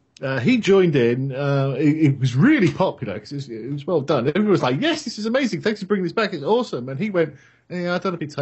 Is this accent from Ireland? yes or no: no; England, United Kingdom; moved away; The thing is, being English, there's football everywhere, every weekend.